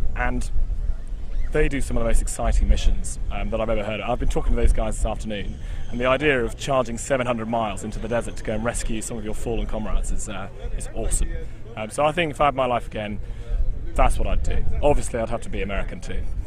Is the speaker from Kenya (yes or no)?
no; Cornwall, South West England, United Kingdom; I grew up in Cornwall